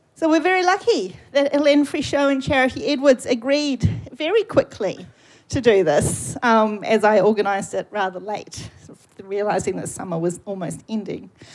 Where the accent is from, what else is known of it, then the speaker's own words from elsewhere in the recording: New Zealand; accent: New Zealand; my New Zealand accent